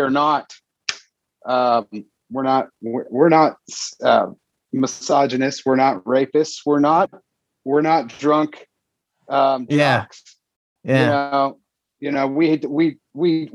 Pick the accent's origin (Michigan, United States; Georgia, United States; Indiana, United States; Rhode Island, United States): Indiana, United States; also born or lived in Cincinnati, Ohio; grew up from third grade on here in Indiana